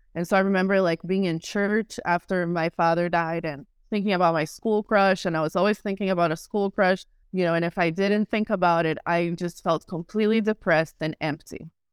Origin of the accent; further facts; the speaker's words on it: Rio de Janeiro, Brazil; I was born in Rio de Janeiro, Brazil, in a show business family.